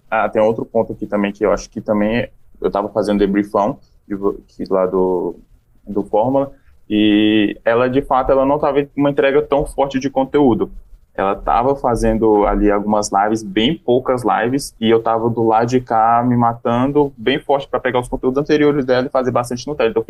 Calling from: Brasília, Federal District, Brazil; Eu sou de Brasília, do seu lado, Hugo.

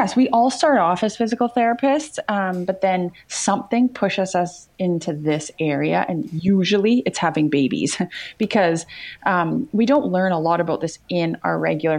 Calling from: British Columbia, Canada; I am in British Columbia, Canada.

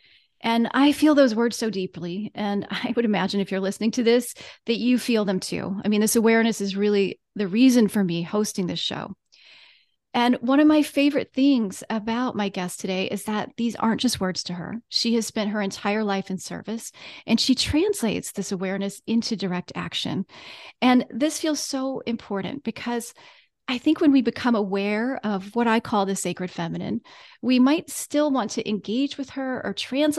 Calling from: Virginia, United States; I am …. I'm joining you from Central Virginia and the unceded lands of the Monacan Nation.

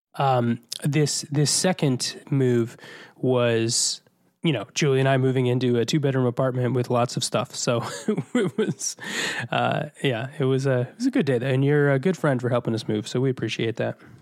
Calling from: New York City, New York, United States; calling in from Astoria, Queens, New York City

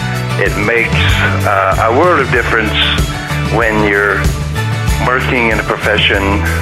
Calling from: Fredericton, New Brunswick, Canada; Love your show. I listen to it every Saturday. I'm calling in from Fredericton, New Brunswick, Canada.

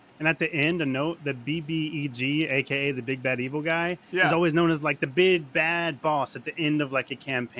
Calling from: Jacksonville, Florida, United States; Yeah, I'm actually in Jacksonville, Florida. I just finished up work today.

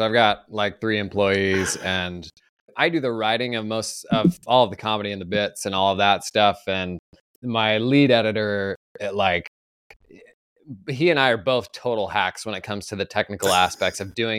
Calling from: Oregon, United States; Oregon, about an hour outside of Portland.

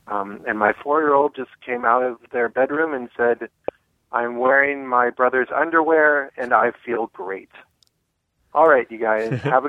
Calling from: Portland, Maine, United States; I'm calling from Portland, Maine. I have two boys. I have an 8-year-old and a 4-year-old.

